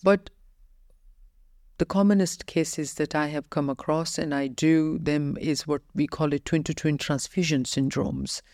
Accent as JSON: {"language": "English", "country": "Ireland", "also_born_or_lived": "United Kingdom", "moved": "as an adult", "lives_now": "United Arab Emirates", "said": "I had only worked in United Kingdom and Ireland, uh, my home country."}